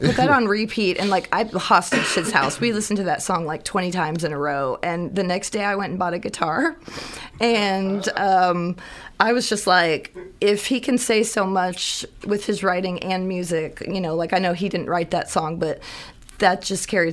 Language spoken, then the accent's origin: English; Springfield, Missouri, United States; moved away as an adult; also born or lived in Moberly, Missouri; now in Columbia, United States; I grew up down near the Springfield, Missouri area